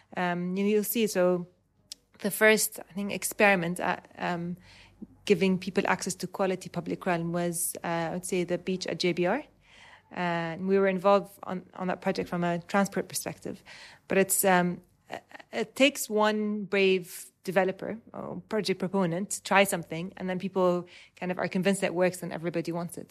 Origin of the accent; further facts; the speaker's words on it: Dubai, United Arab Emirates; I was, um, born and raised in Dubai